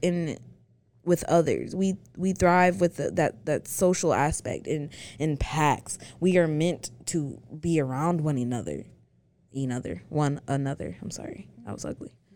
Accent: the South, United States; two black girls from the South

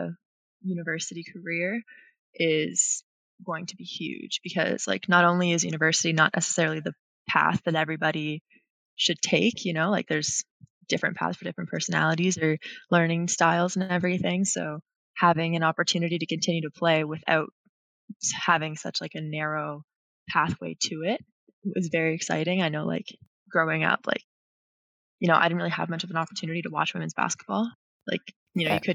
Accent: Rothesay, New Brunswick, Canada; moved away as an adult; now in Toronto, Canada; I grew up in Rosse, New Brunswick

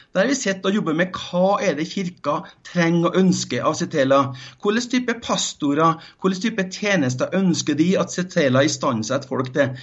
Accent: Norway; Ikke som en nordmann, som jeg er

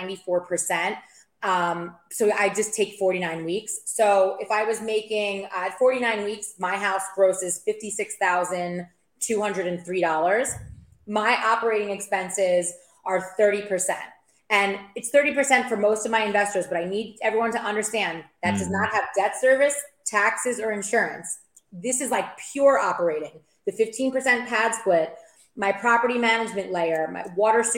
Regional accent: New York, United States; moved away as an adult; also born or lived in Maryland; now in Tampa Bay, United States; I'm from New York, but I currently live in the greater Tampa Bay market.

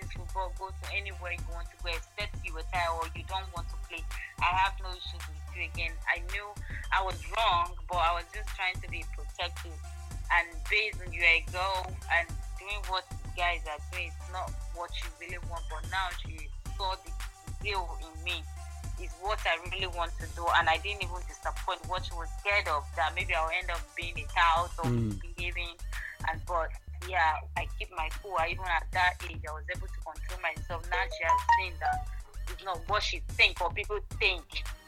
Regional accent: Benue, Nigeria; I'm Tiv. I'm from Benese.

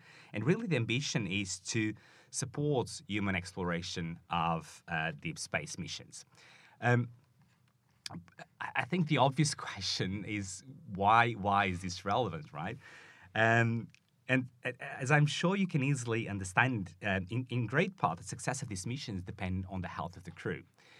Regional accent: Portugal; now in Manchester, United Kingdom; I am from Portugal.

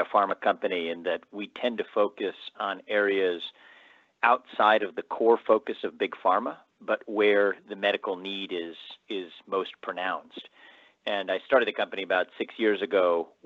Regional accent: Cincinnati, Ohio, United States; moved away as an adult; also born or lived in New York City; I'm now in Ohio, where I have the support of my parents. It's where I grew up.

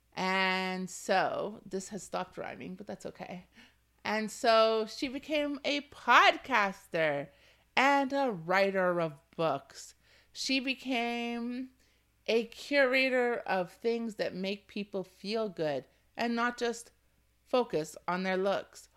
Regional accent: Ontario, Canada; I was born and raised in Canada, in Ontario

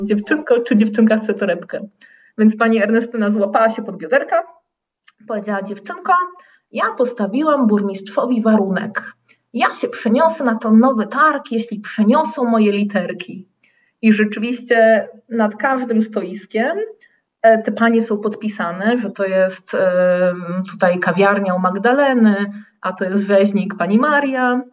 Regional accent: Poland; moved away as an adult; now in Porto, Portugal; ja wychowałam się w Polsce w dużym mieście

